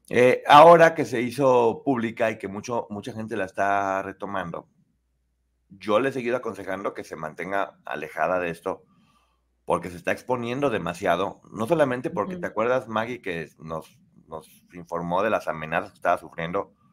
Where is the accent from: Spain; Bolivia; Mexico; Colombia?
Spain; me acojo como española a mi derecho de no revelar información por preservar mi integridad física y que he sido amenazada